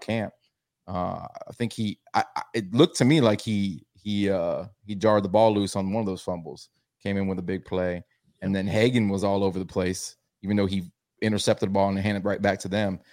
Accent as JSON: {"language": "English", "town": "Tampa", "region": "Florida", "country": "United States", "tie": "born or raised there", "said": "I was born in South Florida, but I've been in Tampa since I was three, so that's all I claim"}